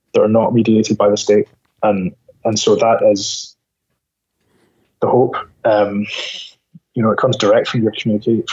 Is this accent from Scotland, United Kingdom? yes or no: yes; Scotland, United Kingdom; moved away; also born or lived in United States; I lived in America, but I'm Scottish.